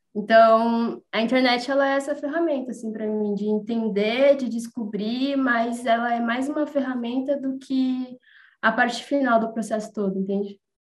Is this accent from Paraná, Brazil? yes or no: no; São Paulo, Brazil; eu sou de São Paulo